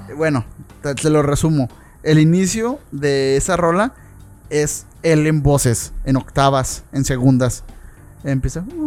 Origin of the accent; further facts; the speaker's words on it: Mexico; los mexicanos que somos